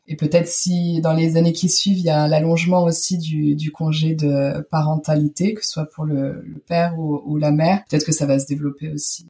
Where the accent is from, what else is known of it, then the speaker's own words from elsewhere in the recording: France; moved away as an adult; now in Germany; je suis française et habite en Allemagne depuis maintenant 9 ans